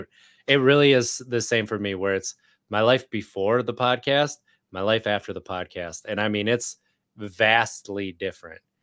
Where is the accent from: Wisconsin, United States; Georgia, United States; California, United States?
Wisconsin, United States; moved away as an adult; now in Richmond, United States; I grew up in Wisconsin